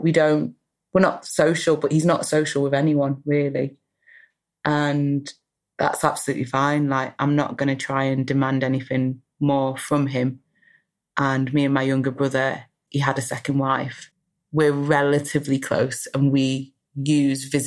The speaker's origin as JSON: {"language": "English", "country": "United Kingdom", "also_born_or_lived": "Guyana (ancestry) / Manchester", "said": "I'm British"}